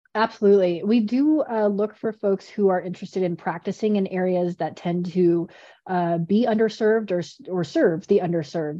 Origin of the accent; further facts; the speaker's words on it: Colorado, United States; I'm from Colorado, so I do all the outdoor things